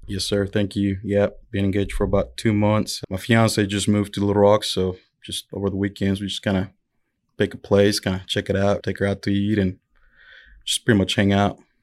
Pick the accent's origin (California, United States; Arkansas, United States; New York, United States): Arkansas, United States; El Dorado; I'm from El Dorado, Arkansas